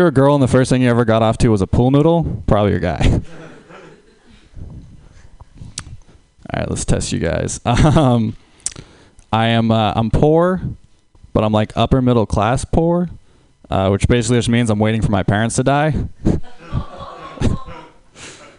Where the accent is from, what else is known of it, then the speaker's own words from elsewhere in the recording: Huntington Beach, California, United States; I'm from Huntington Beach, California.